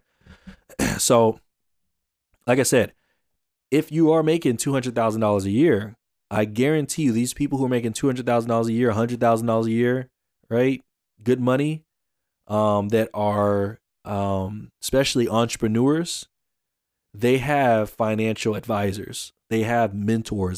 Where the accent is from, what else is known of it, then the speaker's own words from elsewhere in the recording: Atlanta, Georgia, United States; I'm from Atlanta